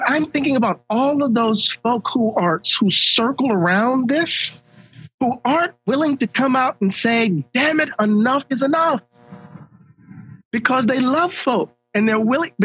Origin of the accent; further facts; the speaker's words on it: Mississippi, United States; I'm from Mississippi